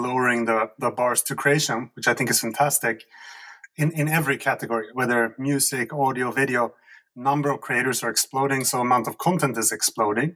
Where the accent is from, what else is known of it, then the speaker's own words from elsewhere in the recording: Sweden; And I come from Sweden, which is a former socialist country